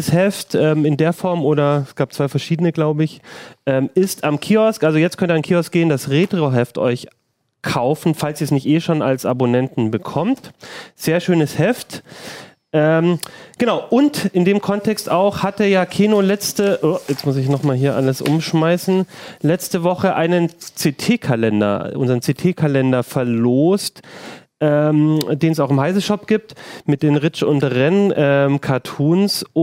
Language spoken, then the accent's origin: German; Southern Germany, Germany; ich als, als Süddeutscher bin es ja, äh, genieße das immer.